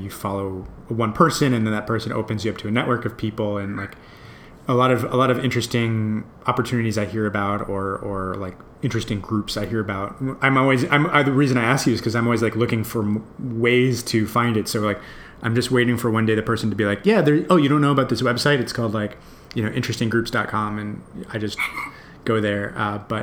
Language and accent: English; New York, United States; moved away as an adult; now in San Francisco, United States; I'm from New York originally, but I've been in San Francisco for about almost 10 years.